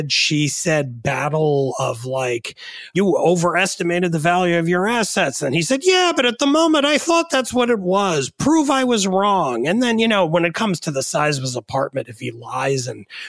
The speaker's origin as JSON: {"language": "English", "region": "New York area", "country": "United States", "tie": "born or raised there", "said": "I grew up in the New York area"}